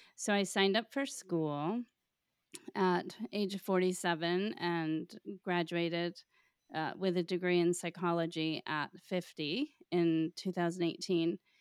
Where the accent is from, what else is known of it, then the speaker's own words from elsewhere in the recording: Florida, United States; moved away; growing up in Florida